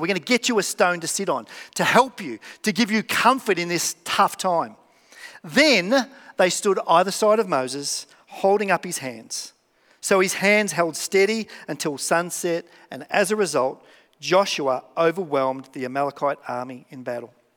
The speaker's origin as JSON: {"language": "English", "town": "Melbourne", "region": "Victoria", "country": "Australia", "said": "I'm from Melbourne."}